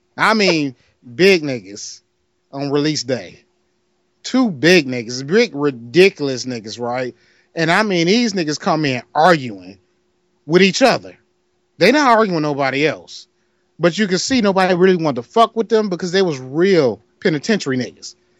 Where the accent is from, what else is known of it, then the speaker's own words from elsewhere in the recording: Detroit, Michigan, United States; I'm from Detroit.